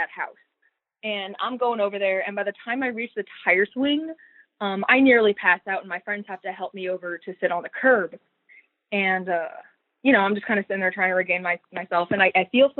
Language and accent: English; San Diego, California, United States; moved away; I was born and raised in San Diego, California.